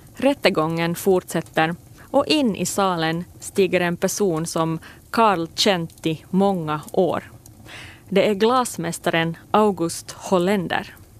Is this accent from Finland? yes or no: yes; Finland; min hemby Pirelö